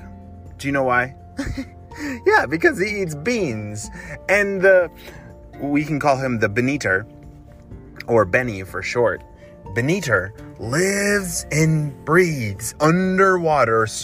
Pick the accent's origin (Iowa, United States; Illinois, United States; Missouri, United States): Illinois, United States; Chicago; my hometown in Chicago